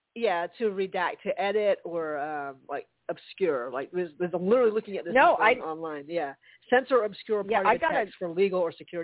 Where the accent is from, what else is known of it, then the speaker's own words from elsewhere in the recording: Charleston, United States; moved away; We can go by Charleston and see our old hometown. Definitely my hometown.